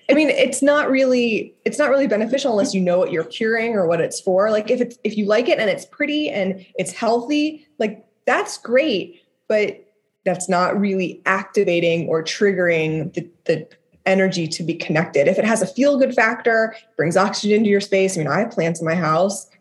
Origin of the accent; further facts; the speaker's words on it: Dayton, Ohio, United States; I lived in Dayton, Ohio